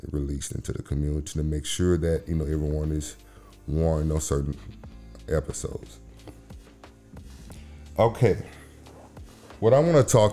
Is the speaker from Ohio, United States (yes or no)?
no; Memphis, Tennessee, United States; moved away; I am from that dirty water. I'm from Memphis, Tennessee